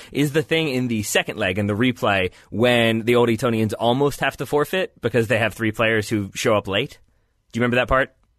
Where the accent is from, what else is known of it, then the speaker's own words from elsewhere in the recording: United States; being an American